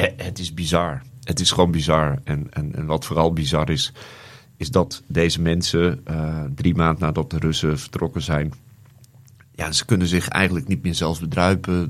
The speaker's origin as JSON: {"language": "Dutch", "country": "Netherlands", "said": "ik uit Nederland kom"}